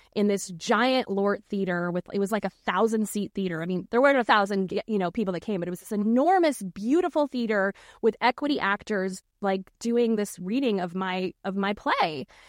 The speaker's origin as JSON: {"language": "English", "town": "Norfolk", "region": "Virginia", "country": "United States", "tie": "born or raised there", "said": "I, I grew up in Norfolk, Virginia"}